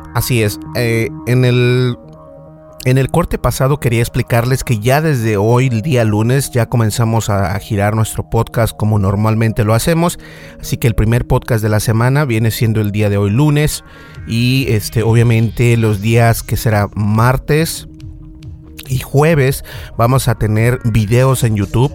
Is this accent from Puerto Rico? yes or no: no; Mexico; accent: Mexican; tengo un acento mexicano